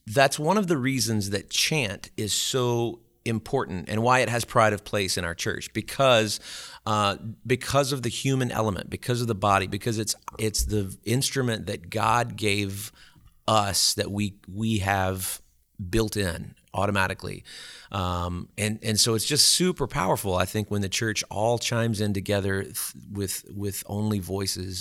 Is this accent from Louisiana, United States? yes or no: yes; Alexandria, Louisiana, United States; moved away as an adult; also born or lived in Baton Rouge, Louisiana / Natchitoches, Louisiana; Well, I'm from Alexandria, Louisiana originally, which is, is not too far, terribly far from here. And, uh, I was born and raised there